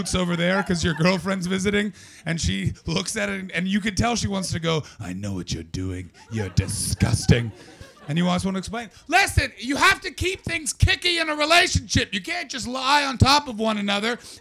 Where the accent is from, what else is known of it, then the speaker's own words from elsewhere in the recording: Canada; I'm from Canada